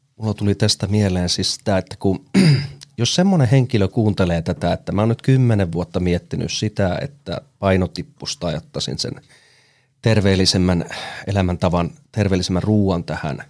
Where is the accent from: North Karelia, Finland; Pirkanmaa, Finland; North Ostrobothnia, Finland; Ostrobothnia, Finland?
North Karelia, Finland; Ilomantsi; also born or lived in Joensuu; now in Helsinki, Finland; Mä tuun siis Ilomantsista, enkä suinkaan sieltä keskustasta, vaan siitä 27 kilometriä itärajalle. Eli siellä on kasvanut